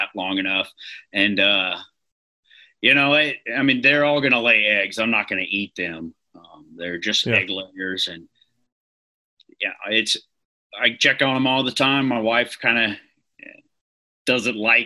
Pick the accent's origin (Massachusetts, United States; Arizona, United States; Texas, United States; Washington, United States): Texas, United States; Bryan; moved away as an adult; now in North Carolina, United States; I was born and raised in Bryan, Texas, which is right next to College Station.